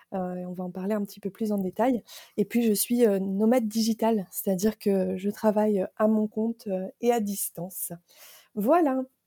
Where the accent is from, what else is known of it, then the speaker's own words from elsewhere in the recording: Picardy, Hauts-de-France, France; moved away; je suis originaire du, nord de la France, la belle région de la Picardie